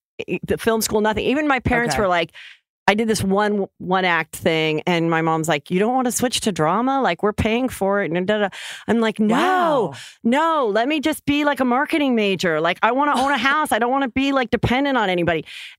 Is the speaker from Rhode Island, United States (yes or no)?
no; Los Angeles, California, United States; I was born and raised here in the Valley in Woodland Hills.